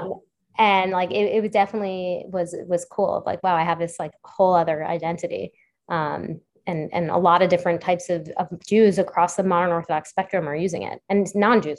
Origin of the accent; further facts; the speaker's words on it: New York City, New York, United States; I grew up on the Upper West Side